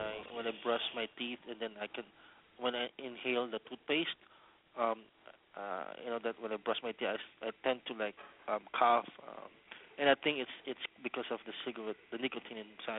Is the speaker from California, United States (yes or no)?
yes; Daly City, California, United States; I'm from Daly City, California.